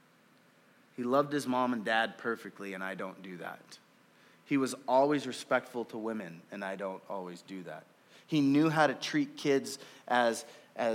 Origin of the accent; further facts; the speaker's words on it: Oakland, California, United States; also born or lived in Marysville; now in Wenatchee, United States; I grew up in California. I grew up in inner city Oakland